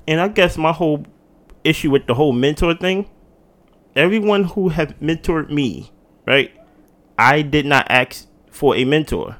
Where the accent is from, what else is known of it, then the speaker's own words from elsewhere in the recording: Jersey City, New Jersey, United States; I'm from the East Coast. I'm from Jersey